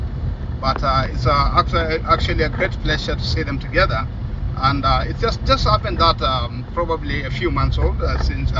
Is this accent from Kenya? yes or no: yes; Samburu County, Kenya; I'm a Kenyan from Samburu, which is a Maasai branch